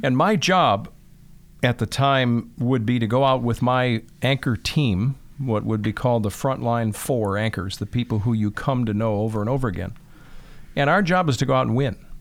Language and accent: English; Chicago, Illinois, United States; moved away; also born or lived in Michigan; I grew up in Chicago, Northwest Side, so right in the city